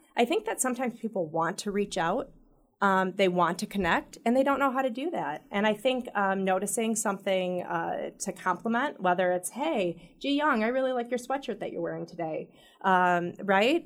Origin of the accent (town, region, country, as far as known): Royal Oak, Michigan, United States